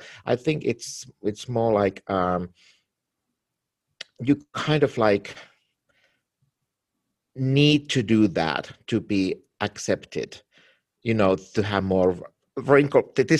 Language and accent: English; Finland; now in Los Angeles, United States; I'm from Finland and from Scandinavia